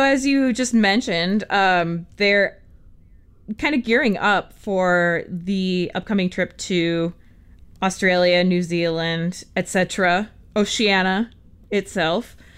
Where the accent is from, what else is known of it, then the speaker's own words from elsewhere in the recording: United States; I'm an American.